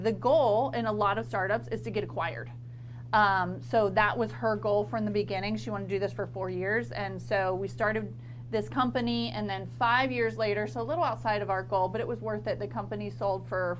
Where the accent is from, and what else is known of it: Mayo, Florida, United States; born or raised there; accent: twang; also born or lived in Columbus, Ohio